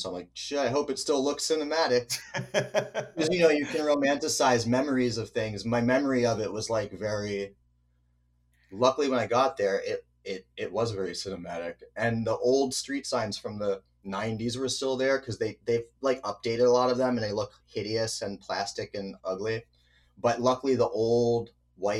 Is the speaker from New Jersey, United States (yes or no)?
yes; New Jersey, United States; also born or lived in New Brunswick, New Jersey; New Jersey, US. New Brunswick, which is like a college town, is where I was born. And then I lived in the suburbs of central New Jersey